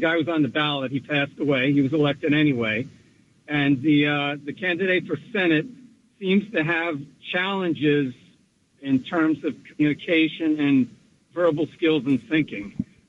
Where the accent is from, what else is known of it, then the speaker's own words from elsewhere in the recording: New Milford, United States; from New Milford.